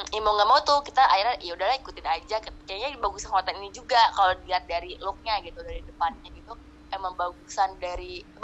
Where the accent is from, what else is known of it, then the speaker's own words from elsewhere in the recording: Cirebon, West Java, Indonesia; itu uh, sekolah gue gue orang Cirebon sekolah gue ana, namanya SMA Negeri 6 Cirebon